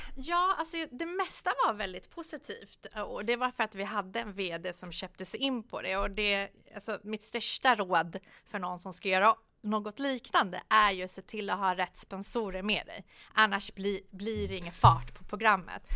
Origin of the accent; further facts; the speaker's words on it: Solna, Stockholm County, Sweden; när jag kom, vi bodde större delen eh, i, i Solna. Och ja. det som var positivt på den tiden eh, var ju att det var väldigt mixed i Solna då